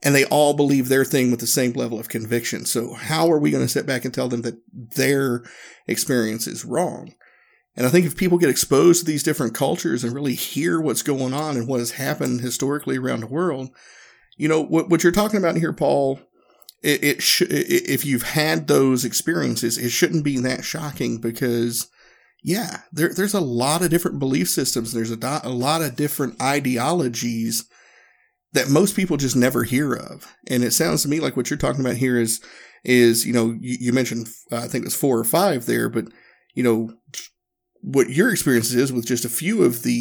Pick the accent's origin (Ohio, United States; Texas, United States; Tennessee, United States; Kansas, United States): Tennessee, United States; Northeast; moved away as an adult; also born or lived in Okinawa, Japan; I grew up in the South in the U.S. I grew up in Northeast Tennessee